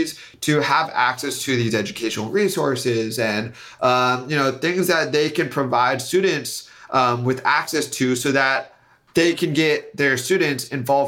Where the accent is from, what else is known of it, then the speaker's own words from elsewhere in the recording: Silicon Valley, California, United States; I'm from Silicon Valley